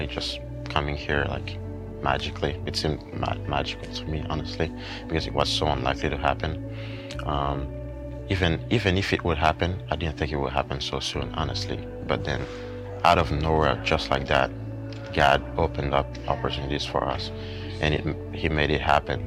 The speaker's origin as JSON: {"language": "English", "town": "Port-au-Prince", "region": "Ouest", "country": "Haiti", "tie": "born or raised there", "moved": "yes", "said": "I grew up in Port-au-Prince, Haiti"}